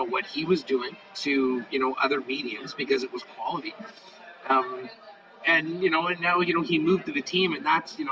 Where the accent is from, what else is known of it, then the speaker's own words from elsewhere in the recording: Canada; being Canadian